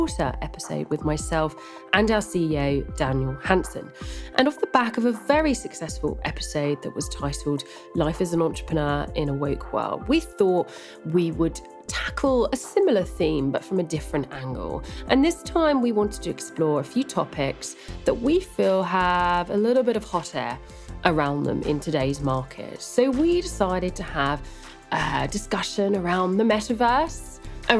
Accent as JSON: {"language": "English", "country": "United Kingdom", "said": "I'm British"}